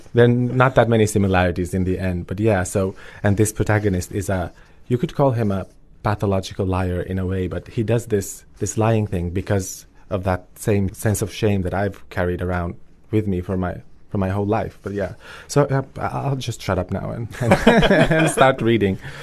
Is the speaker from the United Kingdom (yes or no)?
no; Finland; also born or lived in Kosovo; I grew up in a refugee family in in Finland, and I moved there when I was two years old, so I have no memories of life in Kosovo whatsoever.